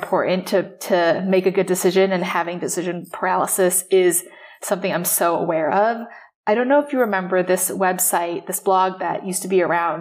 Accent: Taipei, Taiwan; moved away as an adult; now in New York, United States; I grew up in Taipei

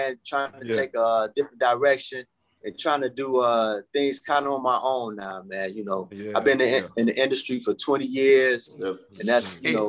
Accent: Chicago, Illinois, United States; also born or lived in Texas / Markham, Illinois; I grew up in Roseland

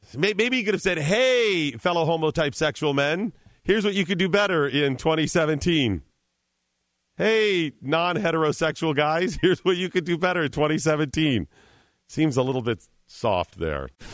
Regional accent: Cleveland, Ohio, United States; I'm from Cleveland.

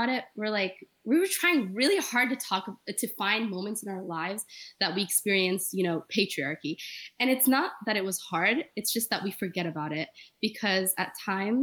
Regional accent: Egypt; now in Florida, United States; originally from Egypt, but currently in Florida

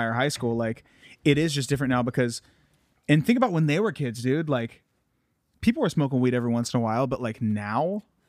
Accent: Ohio, United States; Ohio. We're actually both from Ohio.

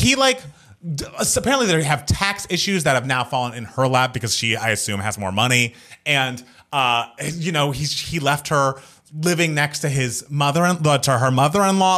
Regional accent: United States; I am an American

